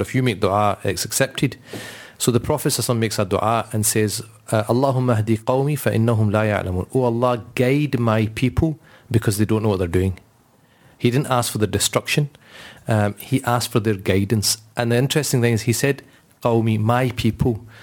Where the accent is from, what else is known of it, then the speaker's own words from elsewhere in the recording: Scotland, United Kingdom; we're quite proud that we're Scottish and we, we kind of live in this place